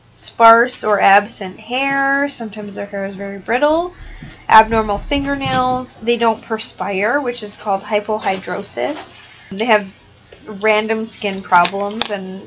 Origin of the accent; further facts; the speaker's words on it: Wisconsin, United States; We are from Wisconsin.